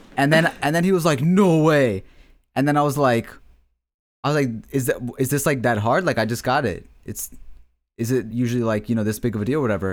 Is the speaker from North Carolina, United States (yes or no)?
no; Bel Air, Maryland, United States; my hometown of Bel Air, Maryland